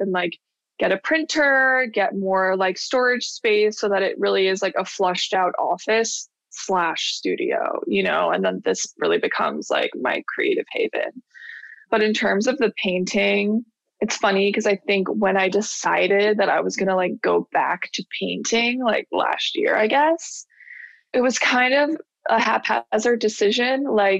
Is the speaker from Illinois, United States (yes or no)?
no; Buffalo, New York, United States; also born or lived in California / Florida; Well, it's funny because I went New York to Florida and back to New York, because I was technically, until I was 10, I was born in California. Then I only moved to New York, Buffalo, New York, when I was 3.